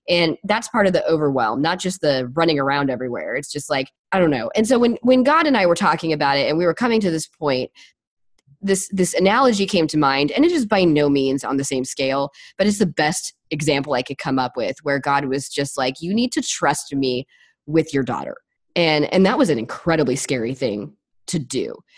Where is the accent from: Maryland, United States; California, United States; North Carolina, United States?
California, United States; Los Angeles; moved away; I'm from Los Angeles